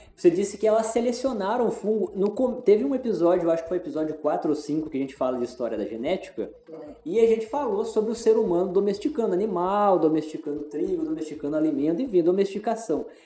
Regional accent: interior of São Paulo, Brazil; moved away; Eu venho do interior de São Paulo também.

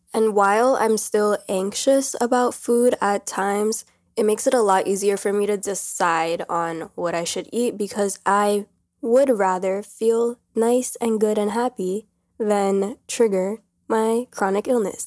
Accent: New York, United States; I'm literally from New York. I've been around this many people my whole life.

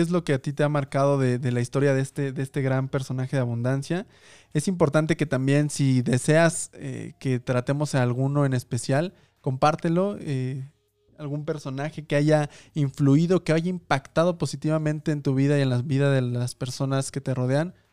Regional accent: Mexico; para nuestra labor como mexicanos, como latinoamericanos

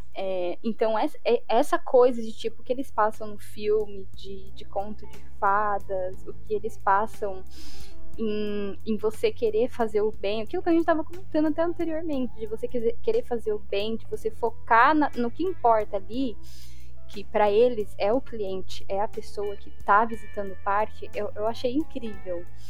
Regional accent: Brazil; moved away

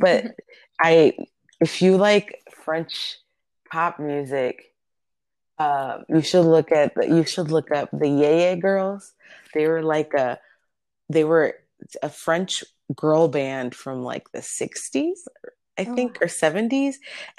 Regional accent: Dominican Republic; I'm from the Dominican Republic. She's half Dominican.

